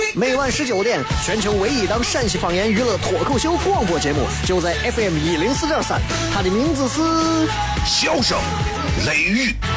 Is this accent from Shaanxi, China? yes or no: yes; Xi'an, Shaanxi, China; 你作为一个西安人，你一听就知道